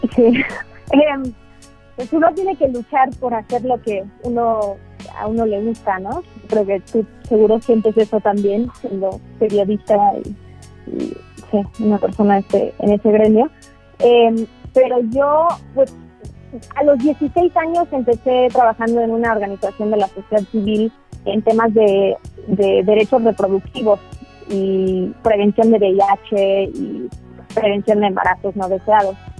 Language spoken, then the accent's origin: Spanish; United States; also born or lived in Xalapa, Veracruz, Mexico; now in Mexico; yo a los siete años me fui a Estados Unidos